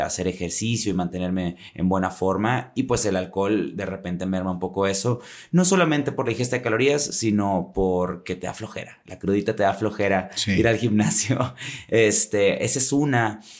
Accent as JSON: {"language": "Spanish", "town": "Monterrey", "region": "Nuevo León", "country": "Mexico", "said": "yo sí vengo de un poquito más lejos, desde la Sultana del Norte"}